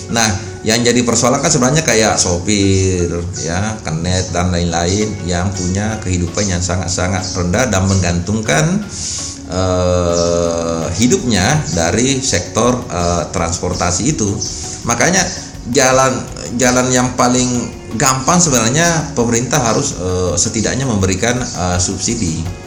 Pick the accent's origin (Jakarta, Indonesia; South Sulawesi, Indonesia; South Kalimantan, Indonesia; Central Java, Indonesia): South Sulawesi, Indonesia; Wajo; now in Samarinda, Indonesia; kampung saya di Wajo sana